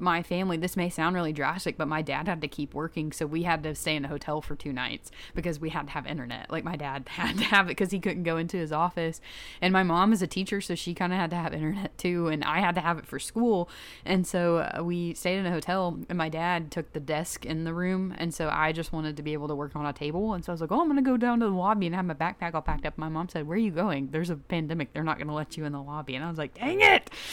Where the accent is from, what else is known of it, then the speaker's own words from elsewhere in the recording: Chattanooga, Tennessee, United States; I'm from Chattanooga